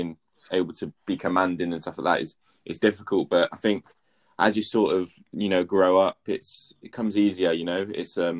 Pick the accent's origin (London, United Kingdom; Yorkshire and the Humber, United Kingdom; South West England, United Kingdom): South West England, United Kingdom; Swindon; I'm from Swindon as well